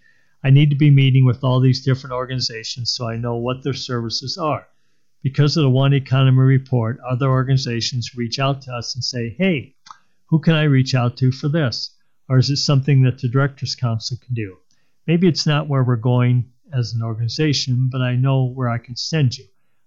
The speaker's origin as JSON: {"language": "English", "town": "Rockford", "region": "Illinois", "country": "United States", "also_born_or_lived": "Waterloo", "lives_now": "Des Moines, United States", "said": "I love Des Moines. I'm not from here. I'm from Rockford, Illinois originally. Then I was in Waterloo for most of my adulthood and then moved to Des Moines about 8 years ago."}